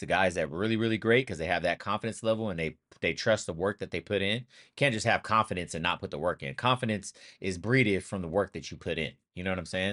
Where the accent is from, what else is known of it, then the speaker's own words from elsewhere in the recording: Sacramento, California, United States; moved away; I'm originally from Sacramento, California